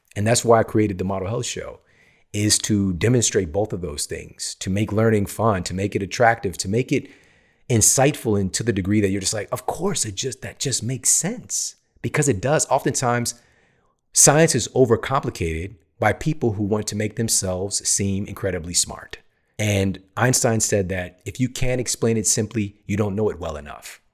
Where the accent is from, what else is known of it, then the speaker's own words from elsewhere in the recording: United States; also born or lived in East St. Louis, Illinois / Ferguson, Missouri; growing up in East Saint Louis, in Ferguson, Missouri